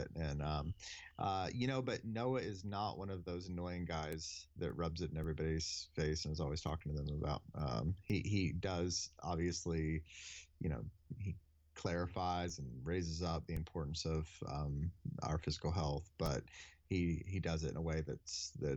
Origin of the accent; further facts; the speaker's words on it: Deep South, United States; I grew up in the Deep South